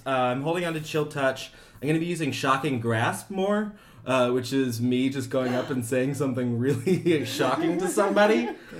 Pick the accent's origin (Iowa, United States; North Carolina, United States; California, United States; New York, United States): Iowa, United States; I'm from Iowa.